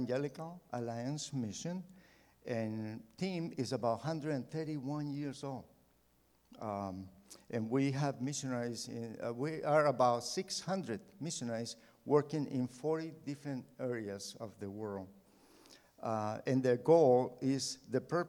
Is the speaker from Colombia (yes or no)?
yes; Colombia; moved away as an adult; also born or lived in United States; now in Mexico; I grew up in Colombia, South America